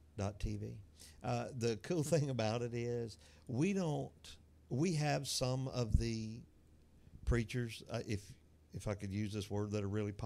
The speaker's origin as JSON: {"language": "English", "town": "Atmore", "region": "Alabama", "country": "United States", "tie": "born or raised there", "said": "growing up in Atmore, Alabama"}